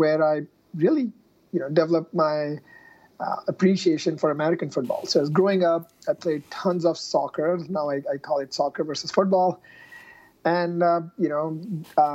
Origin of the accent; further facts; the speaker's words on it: India; moved away as an adult; now in United States; I grew up in India and I did my engineering in India for mechanical engineering